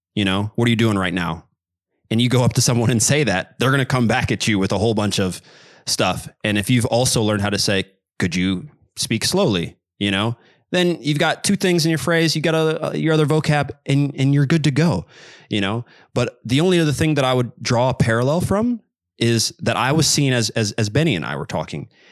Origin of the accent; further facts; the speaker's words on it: Kansas City, United States; I am from Kansas City. Um, I'm American, but I grew up, uh, speaking quite a bit of Spanish